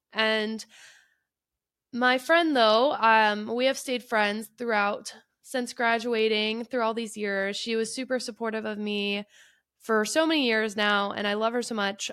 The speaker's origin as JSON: {"language": "English", "town": "Detroit", "region": "Michigan", "country": "United States", "said": "I am from the Detroit area"}